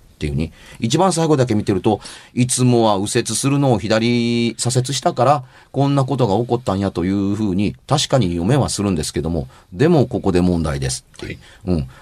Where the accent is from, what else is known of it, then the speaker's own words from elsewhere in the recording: Amagasaki, Hyogo, Japan; 僕が小学校の頃、兵庫県尼崎に住んでました。今も実家は尼崎です